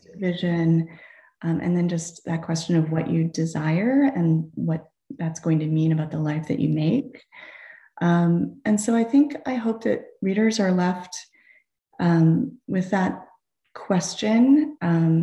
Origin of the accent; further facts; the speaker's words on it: New England, United States; moved away as an adult; also born or lived in Boston / Tucson, Arizona; growing up in New England, going to college in New England, and then living in Boston after college